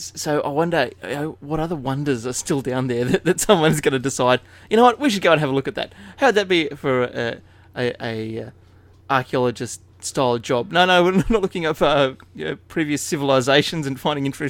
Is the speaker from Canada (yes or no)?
no; Inverell, New South Wales, Australia; moved away; where I grew up in Inverell